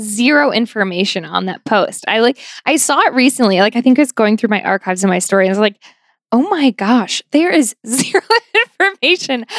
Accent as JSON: {"language": "English", "town": "Buffalo", "region": "New York", "country": "United States", "tie": "born or raised there", "moved": "as an adult", "said": "I grew up in Buffalo, New York, um, in South Buffalo, which is very like Irish Catholic, sort of working class, lower middle class town"}